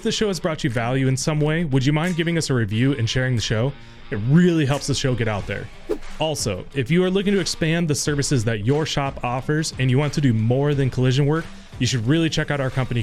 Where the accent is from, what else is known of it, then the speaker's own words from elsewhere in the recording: United States; as an American